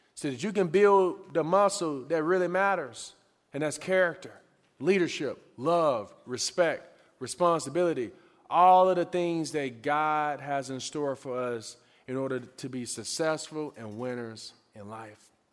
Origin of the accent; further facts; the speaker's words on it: Pine Bluff, Arkansas, United States; moved away; also born or lived in Lincoln, Nebraska; I'm originally from Pine Bluff, Arkansas